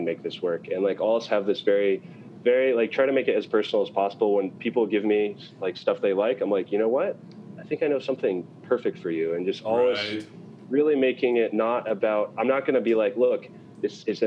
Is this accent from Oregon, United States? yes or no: yes; Portland, Oregon, United States; now in Moscow, Idaho, United States; I was born in Portland.